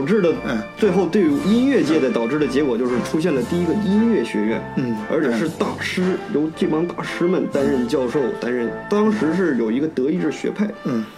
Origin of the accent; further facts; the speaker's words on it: Northeast China, China; now in Germany; 我是从东北来的啊